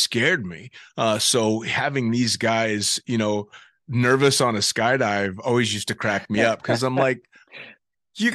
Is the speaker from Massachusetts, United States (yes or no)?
no; Northern California, United States; I grew up in Northern California and skied Lake Tahoe my whole childhood